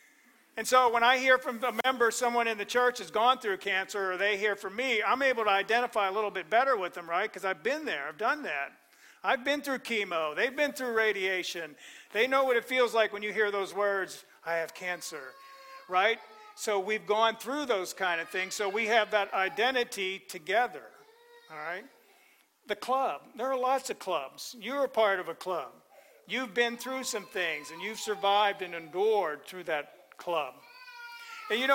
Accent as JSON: {"language": "English", "region": "Pennsylvania", "country": "United States", "tie": "born or raised there", "moved": "yes", "lives_now": "Florida, United States", "said": "I grew up in Pennsylvania"}